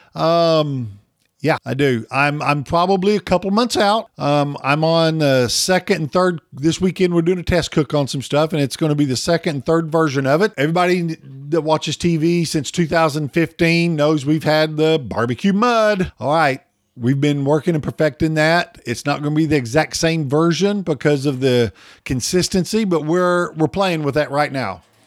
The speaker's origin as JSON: {"language": "English", "region": "Oklahoma", "country": "United States", "said": "I'm from Oklahoma"}